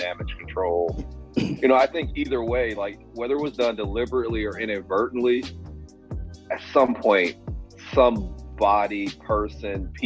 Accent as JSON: {"language": "English", "town": "Cleveland", "region": "Ohio", "country": "United States", "said": "I'm from Cleveland"}